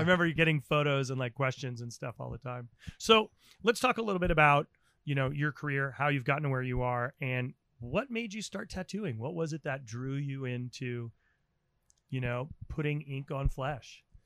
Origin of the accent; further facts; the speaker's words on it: New England, United States; as a kid growing up in New England